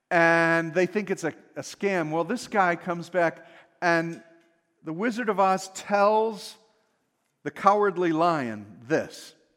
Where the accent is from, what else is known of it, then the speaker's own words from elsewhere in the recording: United States; being American